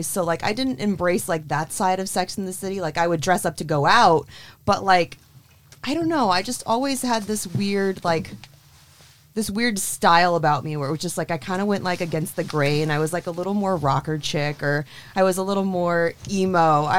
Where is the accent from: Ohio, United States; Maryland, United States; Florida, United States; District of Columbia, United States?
Florida, United States; moved away; also born or lived in New York City; you can take the girl out of Florida, but you can't take Florida out of the girl.